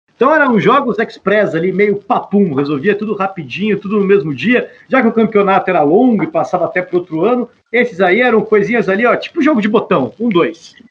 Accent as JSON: {"language": "Portuguese", "area": "Boqueirão", "region": "Paraná", "country": "Brazil", "tie": "born or raised there", "said": "que eu jogava muito na minha infância no Boqueirão ali"}